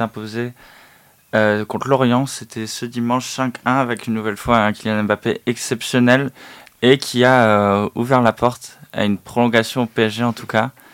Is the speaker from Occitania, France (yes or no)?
yes; Toulouse, Occitania, France; now in Bordeaux, France; Je suis né à Toulouse, j'habite à Bordeaux